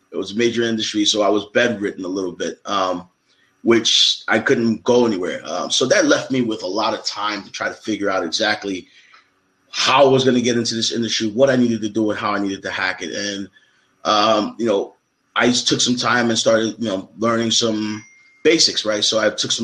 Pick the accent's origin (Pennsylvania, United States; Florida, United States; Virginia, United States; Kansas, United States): Pennsylvania, United States; Philadelphia; I'm a kid from Philly